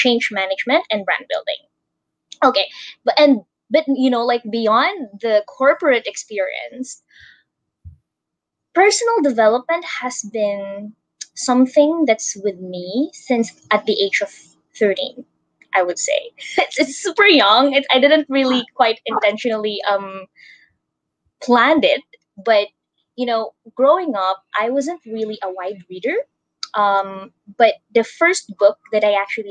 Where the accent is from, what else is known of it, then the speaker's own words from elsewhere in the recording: Philippines; from the Philippines